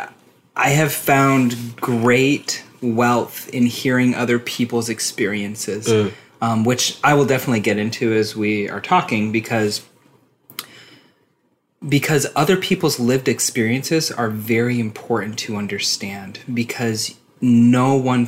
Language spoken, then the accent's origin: English; Utah, United States; I was born and raised in Utah County, which is just south of Salt Lake